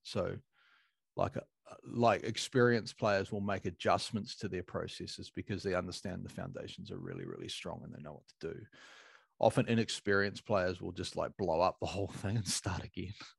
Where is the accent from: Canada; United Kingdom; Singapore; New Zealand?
New Zealand; as a Kiwi